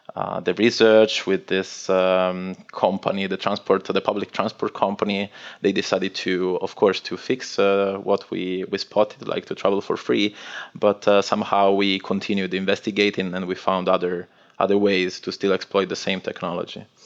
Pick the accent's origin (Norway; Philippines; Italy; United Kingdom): Italy; northwest Italy; English is a second language; moved away as an adult; I'm originally from Italy and northwest of Italy. It's a very little village um, in front of the sea, and uh, I moved out of that place when I was around 18 for university studies